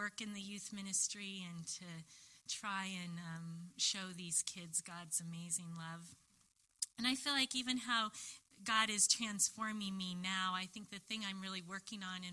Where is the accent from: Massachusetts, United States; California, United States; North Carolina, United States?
California, United States; Long Beach; I grew up, I was born in Long Beach